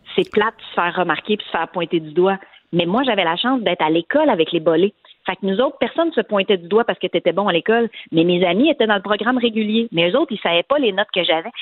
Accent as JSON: {"language": "French", "town": "Montreal", "region": "Quebec", "country": "Canada", "tie": "born or raised there", "said": "le quartier où j'ai grandi à Montréal"}